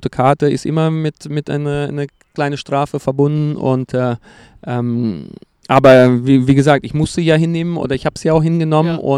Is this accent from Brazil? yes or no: yes; Brazil; German is a second language; für mich gerade als Brasilianer Tiki-Taka